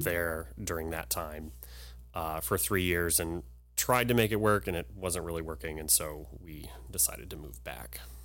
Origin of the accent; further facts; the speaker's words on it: Humble, Texas, United States; I was born here in Humble, um, and I grew up here in the school system